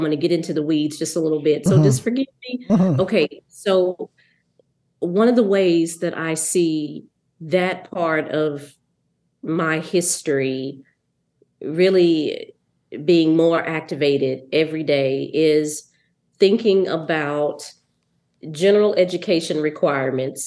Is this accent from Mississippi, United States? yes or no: yes; Mississippi, United States; moved away; I'm from Mississippi. So I had Black female teachers